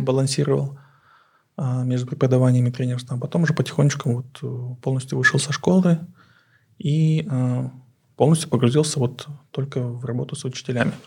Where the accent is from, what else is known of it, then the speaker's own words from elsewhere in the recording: Aktobe, Aktobe Region, Kazakhstan; Russian is a second language; moved away as an adult; now in Astana, Kazakhstan; Я сам родом из Актюбе, Запад.